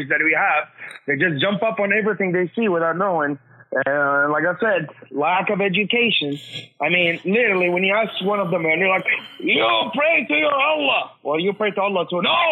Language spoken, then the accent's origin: English; United States; We Arab Americans